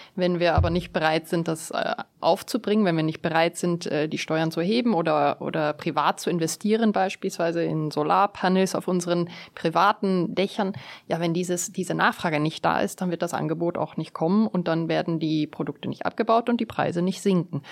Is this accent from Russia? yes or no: no; South Africa; moved away; bin ich ja in Südafrika geboren und aufgewachsen